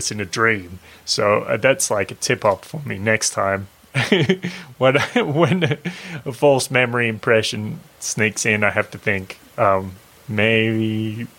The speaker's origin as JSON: {"language": "English", "town": "Lorne", "region": "Victoria", "country": "Australia", "tie": "born or raised there", "said": "I'm in my hometown. I'm in Lorne"}